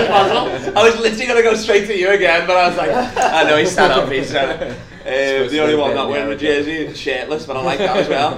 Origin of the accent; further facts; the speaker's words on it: Liverpool, North West England, United Kingdom; I'm from Liverpool